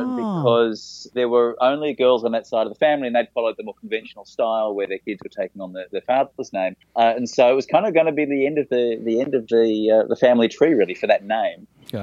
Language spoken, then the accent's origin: English; Melbourne, Victoria, Australia; moved away as an adult; now in Tokyo, Japan; I grew up in Melbourne in Australia, which hosts the International Comedy Festival each April.